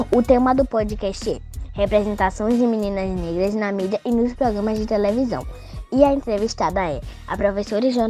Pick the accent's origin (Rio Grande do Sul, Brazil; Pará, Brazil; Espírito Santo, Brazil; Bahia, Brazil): Bahia, Brazil; Salvador; Eu tenho 10 anos, sou daqui de Salvador.